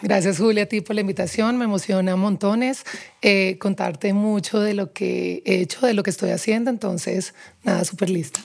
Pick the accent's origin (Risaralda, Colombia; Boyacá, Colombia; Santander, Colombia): Risaralda, Colombia; Pereira; moved away as an adult; also born or lived in Barranquilla; now in Bogotá, Colombia; crecí Sí, toda mi vida en, Pereira, pero nací en Barranquilla. A los nueve años me fui, me fui a vivir a Pereira